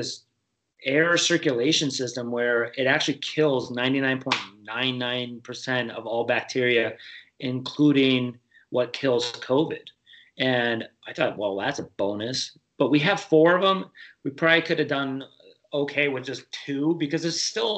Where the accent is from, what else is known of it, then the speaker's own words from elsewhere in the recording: Michigan, United States; also born or lived in Kansas City / Buffalo area; now in Buffalo, United States; I grew up in Michigan